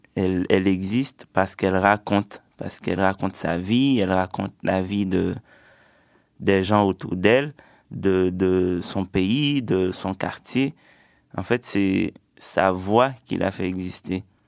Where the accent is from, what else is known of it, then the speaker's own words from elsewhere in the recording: Sud-Est, Haiti; also born or lived in Port-au-Prince, Haiti; J'ai grandi en Haïti, dans une petite campagne euh, dans le sud-est du pays.